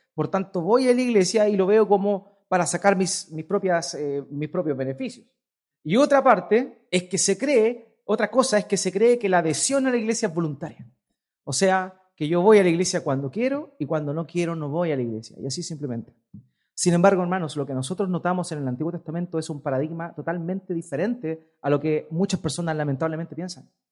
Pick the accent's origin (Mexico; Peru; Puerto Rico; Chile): Chile; Yo soy chileno, por naturaleza, nací chileno.